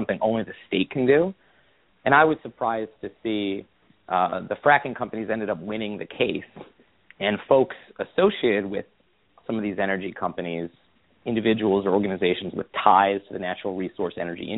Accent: Midwest, United States; I'm from the Midwest

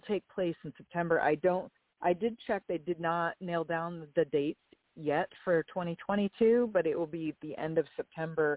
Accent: Erie, Pennsylvania, United States; also born or lived in Purdue (Indiana); now in Myrtle Beach, United States; I was actually born and raised in Erie, Pennsylvania

